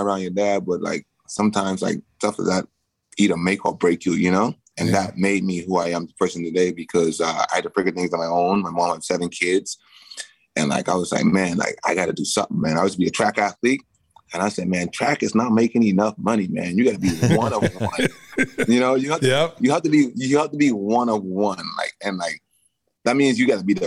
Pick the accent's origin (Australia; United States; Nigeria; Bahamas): Bahamas; moved away; I grew up in the Bahamas.